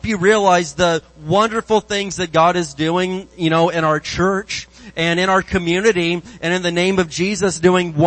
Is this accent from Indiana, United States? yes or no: yes; Indiana, United States; moved away; I grew up in Indiana. I grew up out in the woods